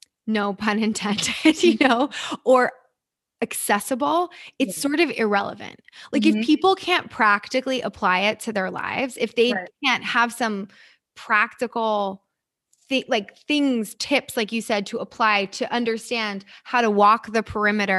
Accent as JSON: {"language": "English", "region": "New Jersey", "country": "United States", "tie": "born or raised there", "also_born_or_lived": "New York City", "moved": "yes", "lives_now": "Los Angeles, United States", "said": "I'm originally from New York and grew up in New Jersey, New York City."}